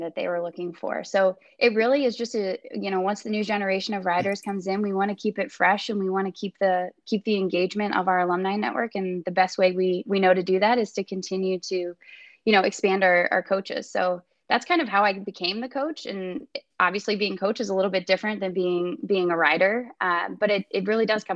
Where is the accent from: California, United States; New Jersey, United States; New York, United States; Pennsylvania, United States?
Pennsylvania, United States; Philadelphia; I'm not from the state of Indiana. I'm actually from Philadelphia